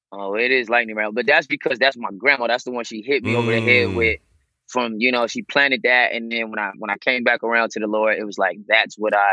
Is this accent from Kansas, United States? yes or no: no; Riverside, California, United States; also born or lived in Banning, California; Most of my childhood was between Riverside and Banning, an area called Banning. It's a little town, but both of those areas, I'm 32. So between the 32 years, it's like half and half.